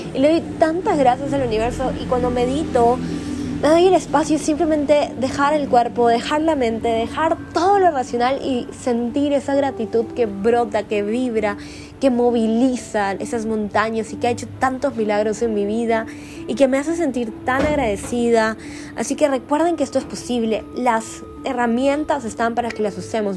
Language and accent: Spanish; Lima, Peru; moved away; en mi ciudad natal, en Lima, Perú